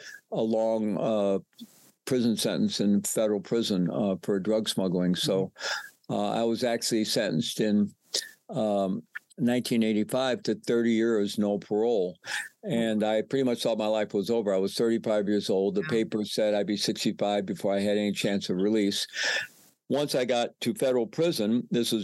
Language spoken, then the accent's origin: English; United States; moved away as an adult; also born or lived in Peru